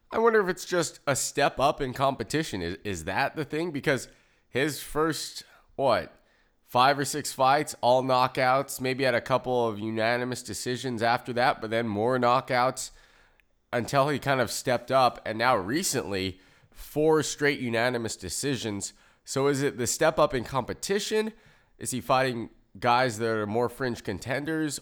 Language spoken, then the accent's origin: English; United States; I'm American